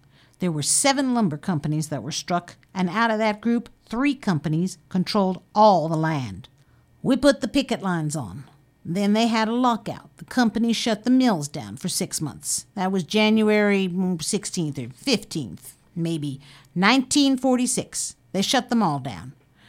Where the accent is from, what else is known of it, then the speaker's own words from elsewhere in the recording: Waco, Texas, United States; born there; now in Fort Bragg, United States; I was born in Waco, Texas in 1914. I came up here in 1935